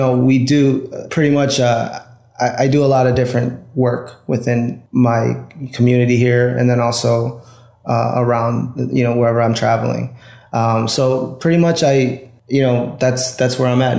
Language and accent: English; Chicago, Illinois, United States; I got my degree in photography from Columbia College here in Chicago, which is my hometown